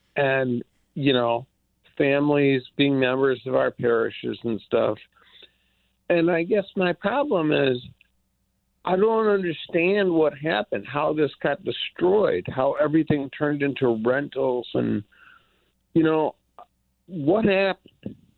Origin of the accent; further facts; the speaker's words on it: Detroit, Michigan, United States; now in Southfield, United States; I grew up in Detroit in the Grandmont area